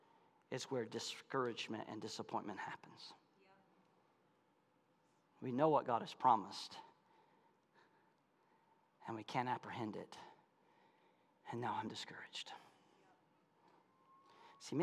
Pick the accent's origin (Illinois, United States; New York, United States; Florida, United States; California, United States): Florida, United States; Malone; moved away; I'm from Malone, Florida